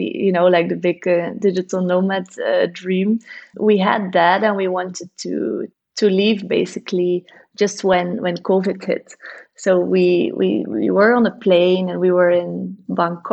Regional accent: Bruges, Flanders, Belgium; now in Ghent, Belgium; I was born in Bruges, and it's also like a really pretty historical city

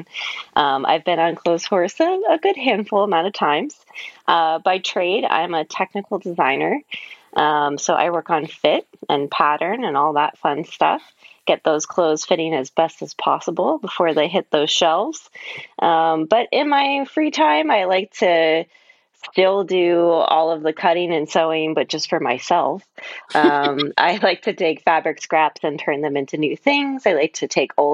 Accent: Ohio, United States; now in Los Angeles, United States; I'm from Ohio

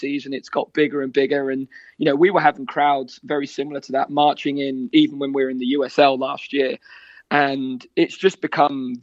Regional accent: Great Yarmouth, East of England, United Kingdom; accent: Norfolk; moved away as an adult; now in Cincinnati, United States; Originally, I'm from Norfolk, from Great Yarmouth.

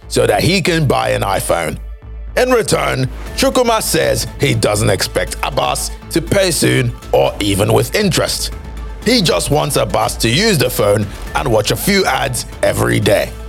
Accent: Nigeria; my home country, Nigeria

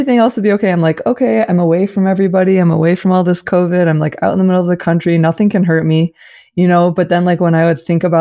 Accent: Ann Arbor, Michigan, United States; I grew up in Ann Arbor. And so I grew up like going to the art fair as a little kid all the time

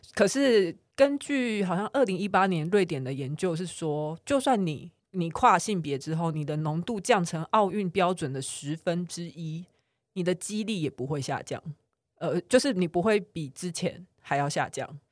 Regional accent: Taiwan; 但他突然有一天就是被我们台湾人打败了

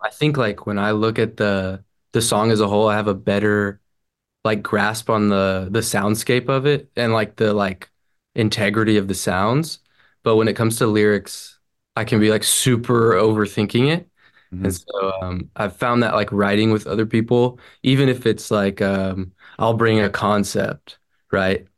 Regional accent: Franklin, Tennessee, United States; now in Nashville, United States; Franklin, uh, born and raised. I'm in Nashville now. So 30 minutes north, but my whole life, Franklin.

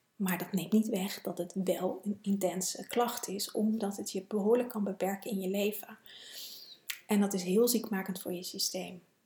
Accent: Netherlands; als Nederlander

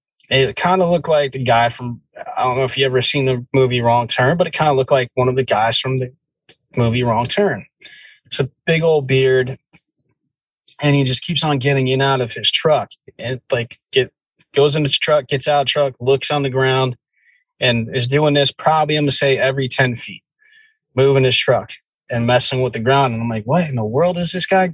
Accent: New Jersey, United States; I grew up in the Jersey woods

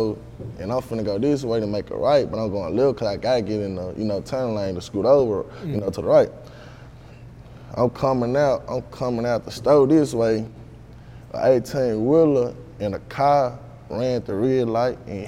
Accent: Memphis, Tennessee, United States; also born or lived in Olive Branch, Mississippi; I grew up in the East, in like Oak Haven area, like off of Tullahoma

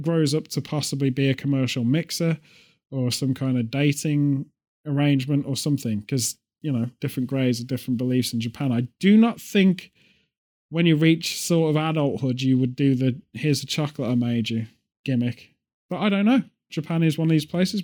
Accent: United Kingdom; a British person

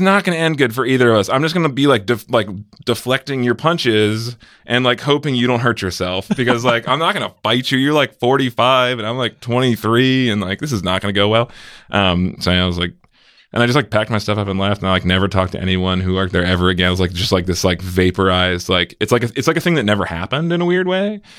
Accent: Severna Park, Maryland, United States; moved away as an adult; now in Bay Area, United States; I grew up in Maryland

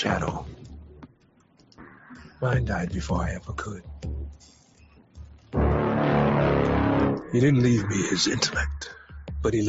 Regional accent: New York City, New York, United States; where I grew up in the Bronx

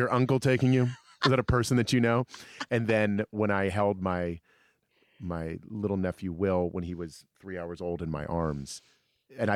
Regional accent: Alexandria, Virginia, United States; we grew up in Alexandria, Virginia, suburb of D.C.

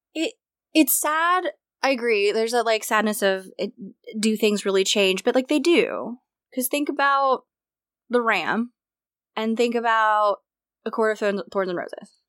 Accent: United States; I would consider myself to, to be living still in as an American educated woman

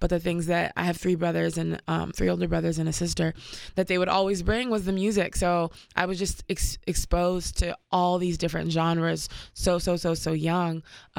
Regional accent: Washington, District of Columbia, United States; also born or lived in Paris, France; But I was born in Paris, France. And I grew up in Washington, D.C. Because my dad was ambassador of Cameroon.

